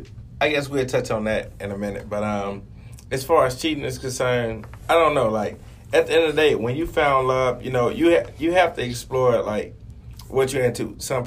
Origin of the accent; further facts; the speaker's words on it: the South, United States; born there; because I was born in the South.